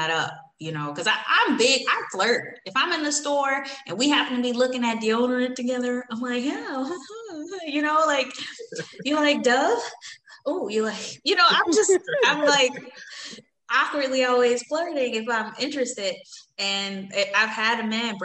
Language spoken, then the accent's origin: English; Chicago, Illinois, United States; moved away; I'm from Chicago